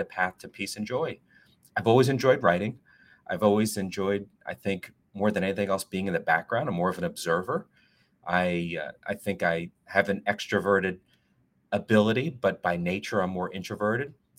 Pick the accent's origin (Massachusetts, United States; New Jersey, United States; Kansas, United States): New Jersey, United States; Northern; moved away; also born or lived in New York City / South Florida / Washington, D.C.; I am originally from Northern Jersey. I'm a Northeasterner.